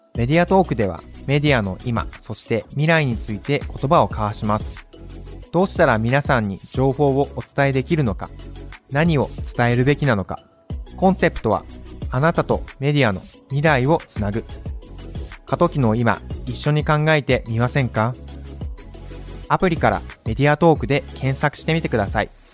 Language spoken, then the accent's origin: Japanese; Japan; 僕たち日本で生まれて育った